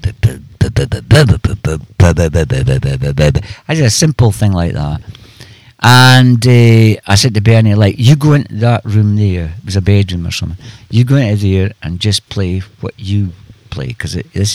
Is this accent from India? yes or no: no; Scotland, United Kingdom; I'm Scottish